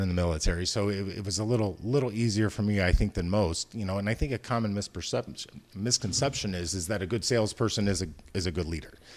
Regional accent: Decatur, Illinois, United States; also born or lived in Chicago; those of us that are born and raised in the Midwest kind of grow up with a certain, uh, work ethic

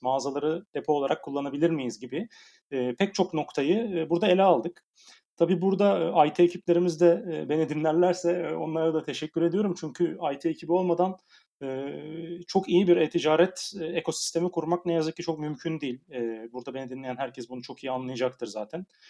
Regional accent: Aydın, Turkey; moved away as an adult; now in Istanbul, Turkey; Aydın Ege'liyim e, Egeliler olarak biraz rahat insanlarızdır genelde ama İstanbul çok bize göre değil.

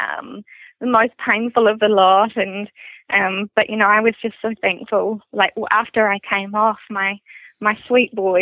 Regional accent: Rotorua, Bay of Plenty, New Zealand; I was transferred back to Rotorua, which is my hometown

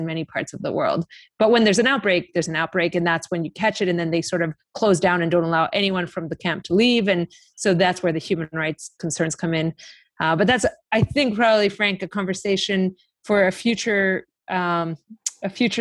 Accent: Greece; I'm from Greece.

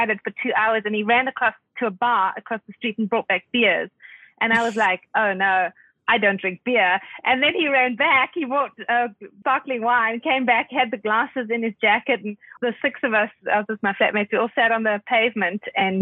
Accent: South Africa; moved away as an adult; also born or lived in London; I'm originally South African, so people often take a while to guess, but I'm South African

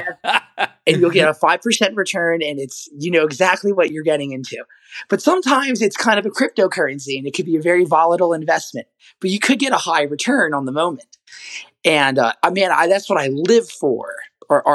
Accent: Nashville, Tennessee, United States; I'm from Nashville

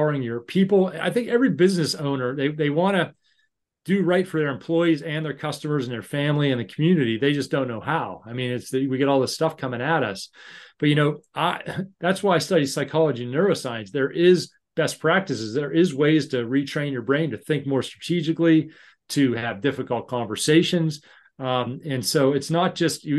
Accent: Pittsburgh, Pennsylvania, United States; moved away as an adult; now in United Kingdom; I'm from Pittsburgh

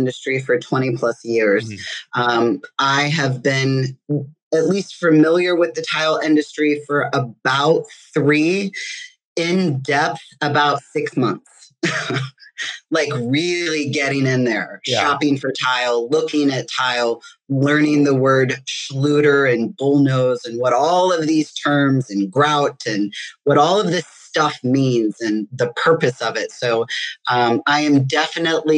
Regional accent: St. Louis, Missouri, United States; also born or lived in Chicago; now in Michigan, United States; I'm originally from St. Louis

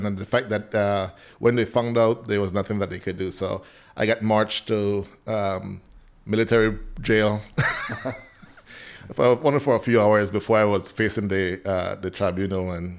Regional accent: Belize; I'm from the Central American country of Belize.

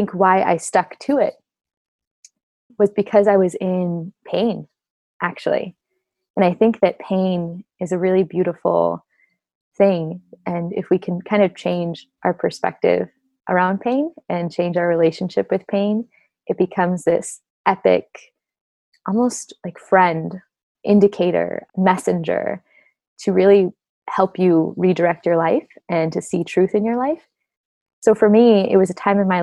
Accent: Orange County, Southern California, United States; I grew up in Southern California, Orange County, suburban little neighborhood

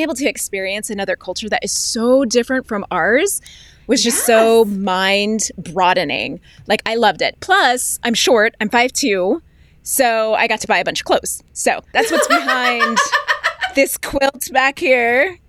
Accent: Arizona, United States; also born or lived in Colorado / Alaska / Georgia / California; I was born in Colorado, then we moved to Alaska, Georgia, California, then back up to Alaska, or Arizona, back up to Alaska, then Virginia, then Utah, and then Arizona. So that was my childhood.

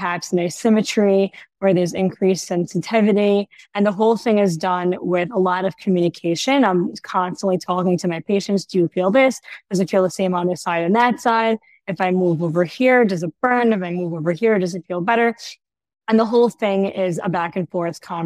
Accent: New York City, New York, United States; now in Ra'anana, Israel; I'm originally from New York

